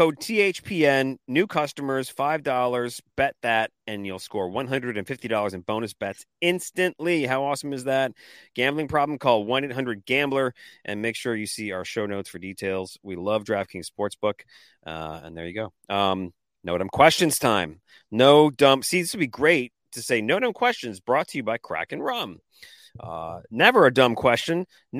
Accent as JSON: {"language": "English", "region": "Washington", "country": "United States", "said": "I'm from Washington."}